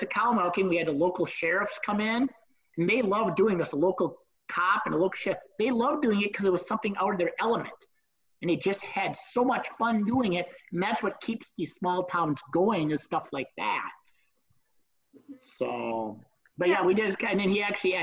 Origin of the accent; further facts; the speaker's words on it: Minnesota, United States; I'm from Minnesota